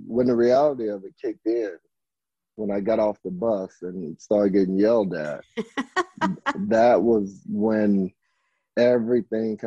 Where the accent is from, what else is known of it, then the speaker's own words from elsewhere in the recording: Arkansas, United States; moved away; I grew up in Arkansas in a small town called Durmont.